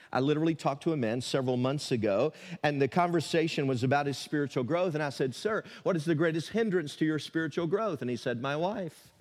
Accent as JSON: {"language": "English", "region": "Tennessee", "country": "United States", "tie": "born or raised there", "said": "a fifteen-year-old teenager growing up in Tennessee"}